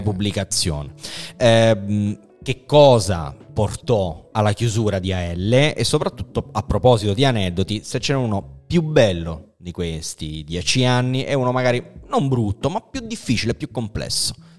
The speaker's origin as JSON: {"language": "Italian", "town": "Naples", "region": "Campania", "country": "Italy", "said": "io che sono napoletano"}